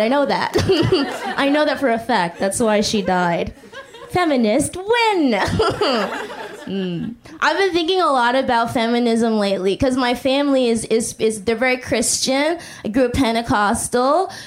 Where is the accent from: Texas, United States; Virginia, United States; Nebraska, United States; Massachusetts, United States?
Massachusetts, United States; Boston; now in New York, United States; I'm originally from Boston